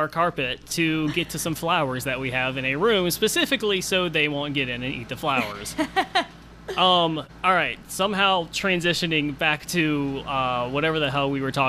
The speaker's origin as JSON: {"language": "English", "region": "Virginia", "country": "United States", "tie": "born or raised there", "said": "growing up in Virginia"}